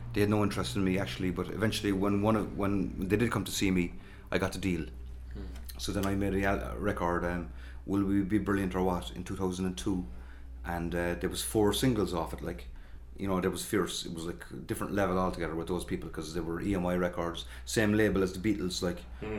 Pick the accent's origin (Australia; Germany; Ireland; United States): Ireland; Cork, Munster; And people are often ask me, am I from Mayfield? But no, I'm not, I'm from Wilton. But we spent our whole childhood getting the number 8 into town, which said Mayfield, Gert Alling on it.